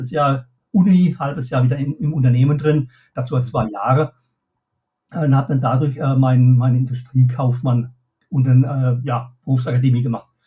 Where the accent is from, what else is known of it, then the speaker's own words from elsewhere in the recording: Pirmasens, Rhineland-Palatinate, Germany; born there; ich äh, gebürtig, wie man vielleicht auch, auch heraushört, komme ich aus der Pfalz, ne, aus